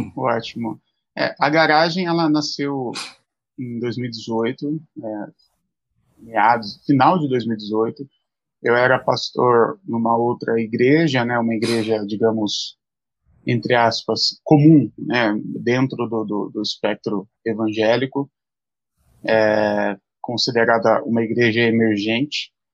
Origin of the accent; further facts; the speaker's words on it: Mogi das Cruzes, São Paulo, Brazil; sou de Mogi das Cruzes que é a Zona Leste aqui de São Paulo